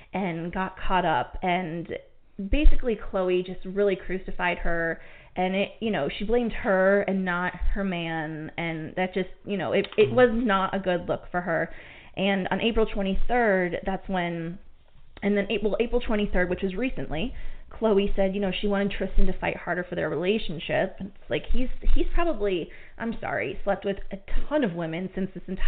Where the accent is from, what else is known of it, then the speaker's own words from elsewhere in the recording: Cleveland, Ohio, United States; my hometown of Cleveland